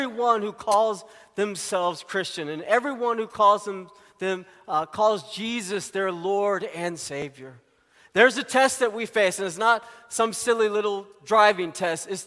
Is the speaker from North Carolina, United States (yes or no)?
no; Arkansas, United States; I grew up in Arkansas